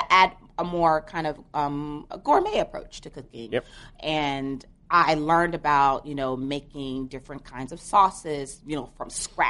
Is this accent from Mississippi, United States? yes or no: no; Memphis, Tennessee, United States; Yes, Memphis, my hometown.